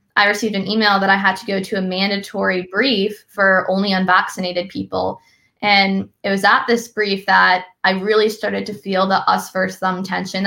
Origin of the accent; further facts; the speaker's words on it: Massachusetts, United States; I'm from Massachusetts where we don't talk much about the military